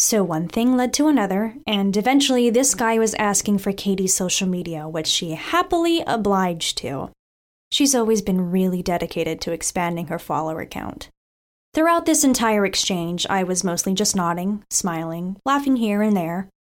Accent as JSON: {"language": "English", "town": "Staten Island", "region": "New York", "country": "United States", "tie": "born or raised there", "said": "Now for a little background of my hometown. I grew up in the forgotten borough of New York City, Staten Island."}